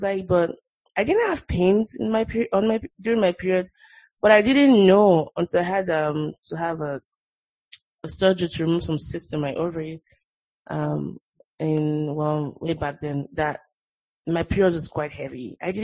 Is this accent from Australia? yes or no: no; Nigeria; moved away as an adult; now in United States; the way we grew up in Nigeria